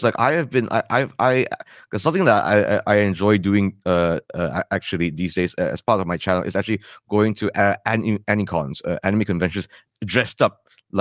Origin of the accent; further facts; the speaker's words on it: Malaysia; first language English; We are a complex country